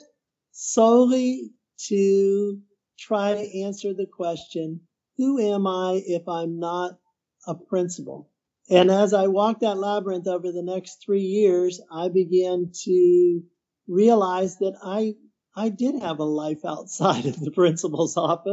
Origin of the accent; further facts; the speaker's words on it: Midwest, United States; moved away as an adult; also born or lived in Peru; now in Houston, United States; I'm from the Midwest